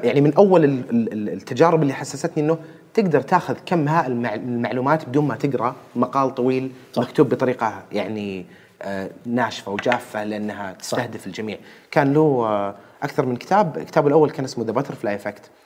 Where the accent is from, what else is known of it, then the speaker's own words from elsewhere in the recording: Saudi Arabia; عندنا في السعودية هنا